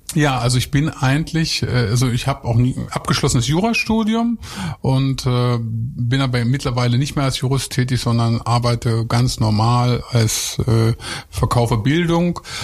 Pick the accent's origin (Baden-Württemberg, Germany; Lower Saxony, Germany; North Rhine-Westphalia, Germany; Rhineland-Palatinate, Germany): Lower Saxony, Germany; ich komme ja eigentlich vom Bauernhof. Ich bin aus Niedersachsen